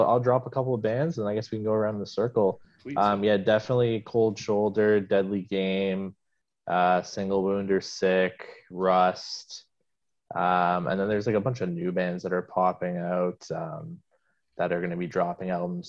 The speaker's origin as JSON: {"language": "English", "town": "Brampton", "region": "Ontario", "country": "Canada", "tie": "born or raised there", "also_born_or_lived": "Waterloo", "lives_now": "Toronto, Canada", "said": "I grew up in Brampton. Now I live in Toronto, actually, as of a few months ago. But yeah, most of my life was spent in Brampton. I went to Waterloo for school"}